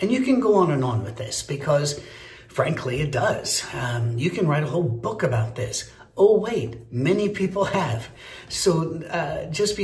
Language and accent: English; Scotland, United Kingdom; I'm Scottish